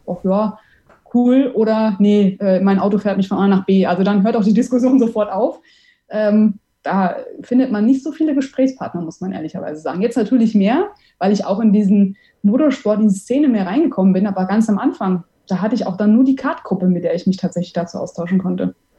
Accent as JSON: {"language": "German", "town": "Offenbach am Main", "region": "Hesse", "country": "Germany", "tie": "born or raised there", "also_born_or_lived": "Heidelberg", "lives_now": "Frankfurt, Germany", "said": "Also ich bin gebürtige Offenbacherin"}